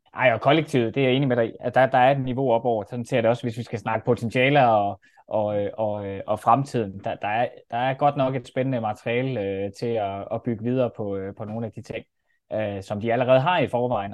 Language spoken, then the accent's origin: Danish; Denmark; man bliver sådan lige lidt stolt som dansker